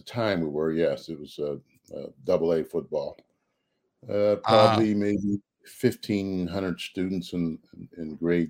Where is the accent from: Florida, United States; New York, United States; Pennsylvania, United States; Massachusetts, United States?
Pennsylvania, United States; Uniontown; moved away as an adult; also born or lived in Wyoming / Nebraska; I grew up in Uniontown, Pennsylvania. It's about 50 miles southeast, a little bit of Pittsburgh, Pennsylvania.